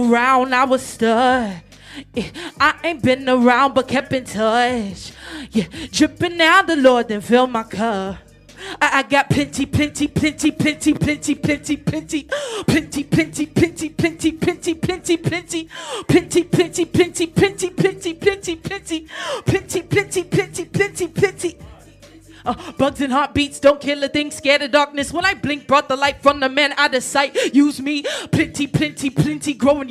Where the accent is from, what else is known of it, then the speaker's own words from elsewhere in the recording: Torrance, California, United States; I was born in Torrance, California